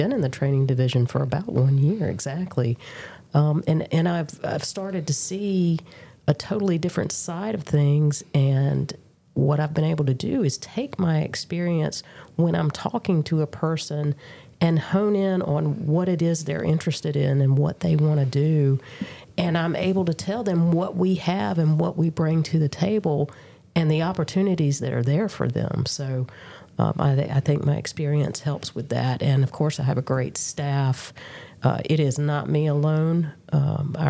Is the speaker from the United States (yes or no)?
yes; Durham, North Carolina, United States; I was born and bred in Durham